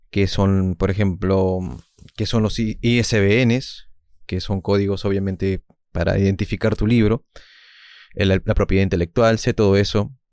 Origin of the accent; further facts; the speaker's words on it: Peru; yo soy de Perú, mis maestros son Vallejo, Julio Ramón Ribeiro, dos escritores distintos obviamente, pero que complementaron mi visión del mundo